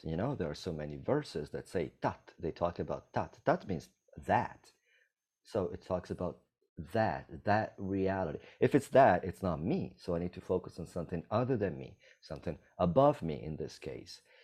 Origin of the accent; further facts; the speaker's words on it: Italy; now in Costa Rica; I'm from Italy.